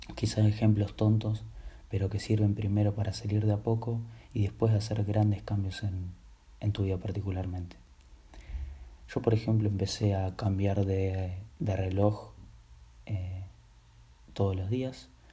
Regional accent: Buenos Aires, Argentina; soy de Argentina, Buenos Aires

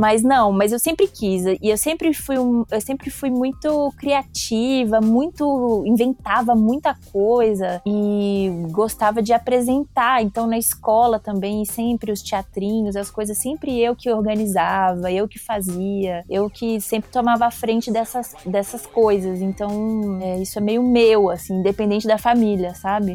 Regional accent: Belo Horizonte, Minas Gerais, Brazil; moved away; eu nasci em Belo Horizonte, mas minha mãe também, meu pai é de Montes Claros, norte de Minas

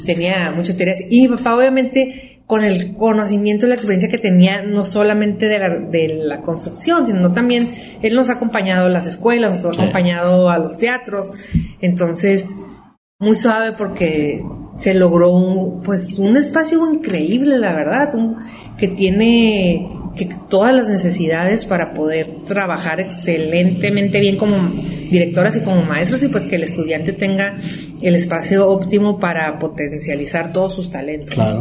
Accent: Tijuana, Baja California, Mexico; somos tijuanenses de cuarta generación, o sea, amamos Tijuana

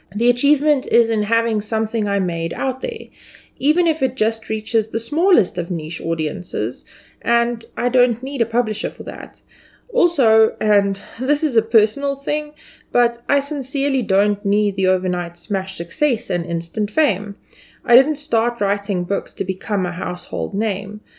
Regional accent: South Africa; as a South African citizen

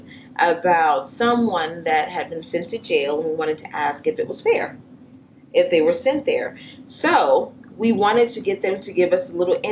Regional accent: New Orleans, Louisiana, United States; now in Cincinnati, United States; I'm from New Orleans and I lived in the city where there aren't any animals just walking around.

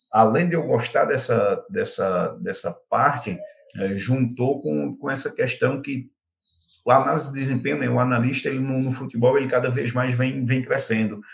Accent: Belo Jardim, Pernambuco, Brazil; moved away as an adult; now in Goiânia, Brazil; Eu sou de Belo Jardim, interior de Pernambuco

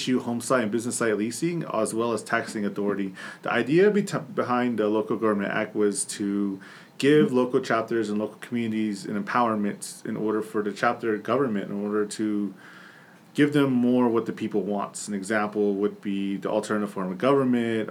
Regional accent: San Bernardino, California, United States; first language English; moved away as an adult; also born or lived in Rialto, California; now in Navajo Nation, United States; I grew up in Southern California in San Bernardino for 20 years

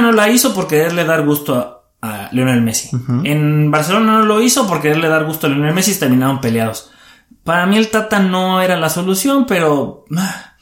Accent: Mexico; también soy mexicano

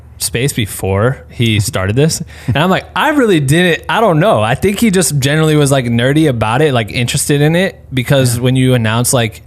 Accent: Iowa, United States; I'm from Iowa

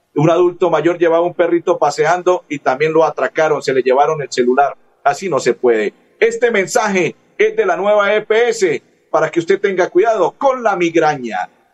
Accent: Santander, Colombia; nuestro departamento de Santander

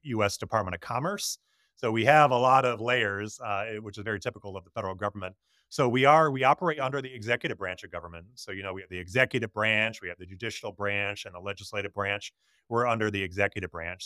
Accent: Connecticut, United States; now in Tampa Bay, United States; I grew up in Connecticut

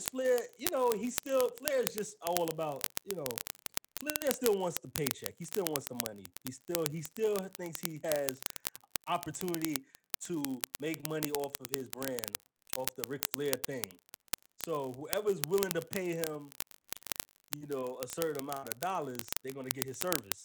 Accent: New York, United States; I'm from New York

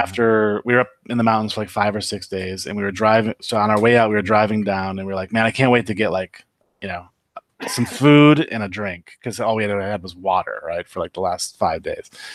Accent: Upper Peninsula of Michigan, United States; moved away as an adult; also born or lived in Los Angeles; now in Las Vegas, United States; I left the U P in nineteen ninety

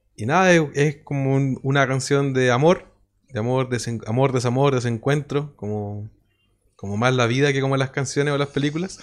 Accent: Quillota, Valparaíso, Chile; de donde mismo somos nosotros, de Quillota

